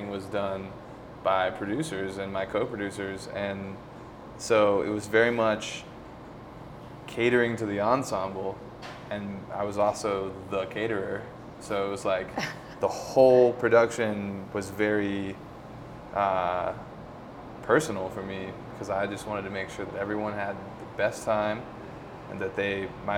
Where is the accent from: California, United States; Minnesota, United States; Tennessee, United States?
Tennessee, United States; moved away as an adult; now in Colorado, United States; Rachel and I grew up together in Tennessee